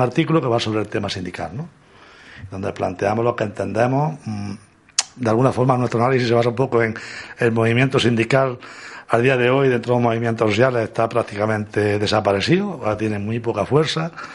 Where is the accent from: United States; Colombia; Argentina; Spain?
Spain; Córdoba, Andalusia; Participamos dos, personas de Córdoba